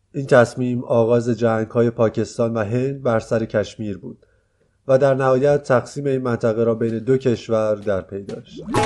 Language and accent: Persian; Iran; از ایران به شوق دیدنشان آمدم